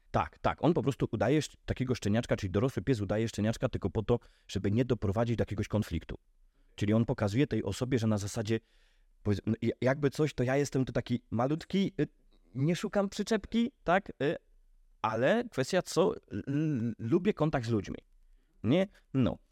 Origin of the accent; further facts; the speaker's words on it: Podhale, Lesser Poland, Poland; u nas na Podhalu